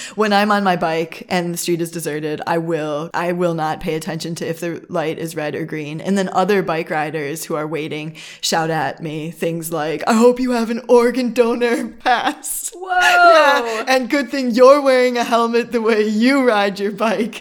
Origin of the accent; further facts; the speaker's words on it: Midwest, United States; moved away as an adult; now in Germany; I'm from the United States, from a Midwest, uh, from a Midwest, Midwest suburb